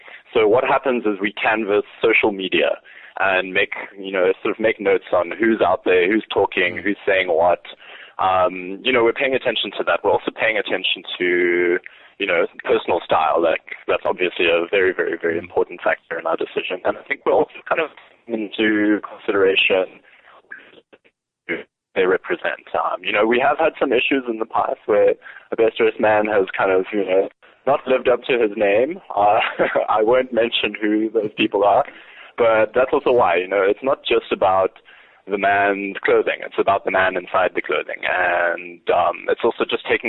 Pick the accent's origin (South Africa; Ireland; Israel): South Africa; ourselves as South African men